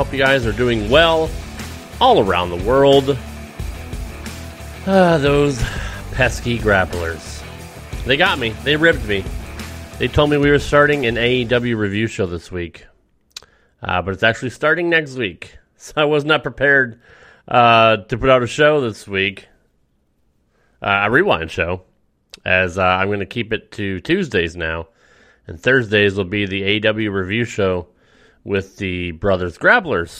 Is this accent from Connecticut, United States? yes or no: yes; Connecticut, United States; born or raised there